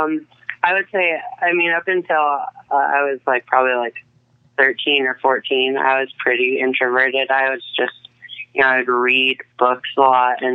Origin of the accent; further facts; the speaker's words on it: Boulder, Colorado, United States; also born or lived in Aspen, Colorado / Boston / Pittsburgh / Mechanicsburg, Pennsylvania; I think that was probably about like seven when we moved back out here. So, yeah, then I've lived here in Colorado ever since.